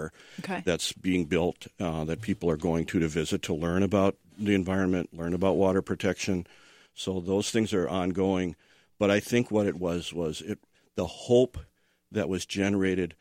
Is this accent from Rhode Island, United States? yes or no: no; Fargo, North Dakota, United States; moved away; I'm from Fargo, North Dakota, originally